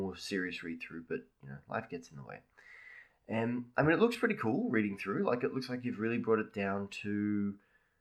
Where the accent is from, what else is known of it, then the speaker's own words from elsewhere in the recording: Australia; being an Australian